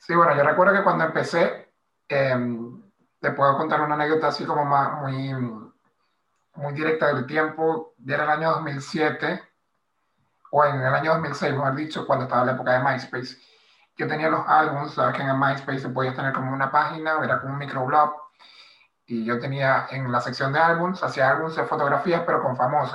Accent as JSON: {"language": "Spanish", "town": "Maracaibo", "region": "Zulia", "country": "Venezuela", "tie": "born or raised there", "moved": "as an adult", "lives_now": "Madrid, Spain", "said": "soy de Maracaibo, eh, del Zulia, nací y crecí en el primer barrio de, la comunidad Guayú de Maracaibo"}